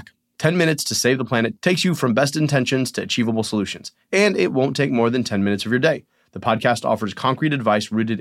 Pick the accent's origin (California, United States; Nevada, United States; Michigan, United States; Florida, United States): Michigan, United States; I'm from Michigan